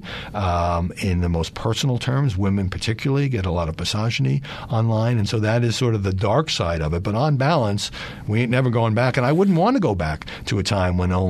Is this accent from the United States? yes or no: yes; New York City, New York, United States; now in Washington, D.C., United States; I'm from Brooklyn